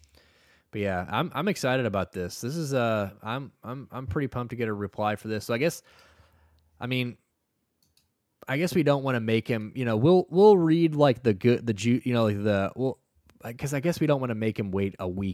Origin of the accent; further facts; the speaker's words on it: Alaska, United States; now in Florida, United States; I'm from Alaska and I live in Florida.